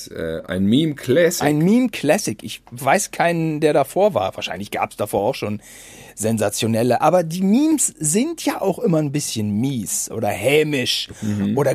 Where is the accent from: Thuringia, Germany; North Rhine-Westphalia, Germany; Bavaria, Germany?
North Rhine-Westphalia, Germany; wir kommen aus Bielefeld-Gütersloh. Wir hatten auch damals die Oetker-Entführung natürlich miterlebt und mit unserer Oma nachgespielt